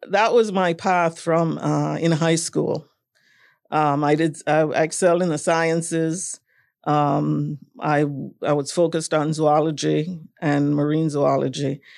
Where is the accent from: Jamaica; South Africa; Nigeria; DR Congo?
Jamaica; moved away as an adult; also born or lived in Kingston, Jamaica / Florida, United States; growing up in Jamaica, I, I would say that my childhood was a little, um, traditional.